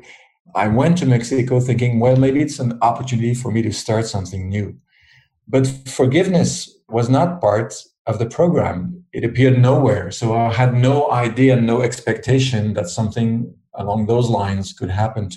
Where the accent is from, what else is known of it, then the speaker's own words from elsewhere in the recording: Switzerland; moved away as an adult; now in France; I live in France. I've been living there for 35 years, although I was born in Switzerland. That's where I grew up.